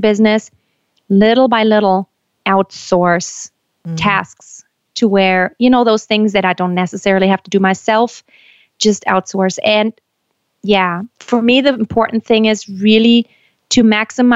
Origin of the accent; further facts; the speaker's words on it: Germany; moved away as an adult; also born or lived in United States; I was born and raised in Germany, but I lived in the States for about 7 years